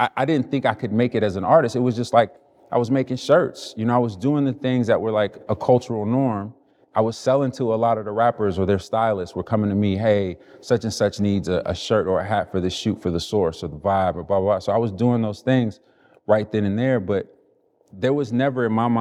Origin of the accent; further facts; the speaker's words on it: Chicago, Illinois, United States; I grew up in Chicago